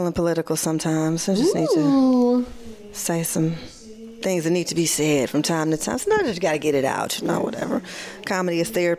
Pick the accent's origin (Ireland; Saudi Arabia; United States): United States; Michigan; accent: Midwest; That's my Midwest accent.